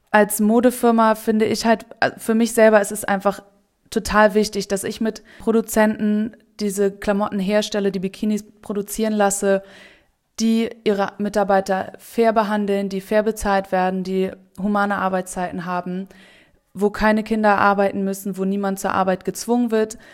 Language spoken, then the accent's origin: German; Hamburg, Germany; moved away as an adult; now in Bali, Indonesia; ich komme ursprünglich aus Hamburg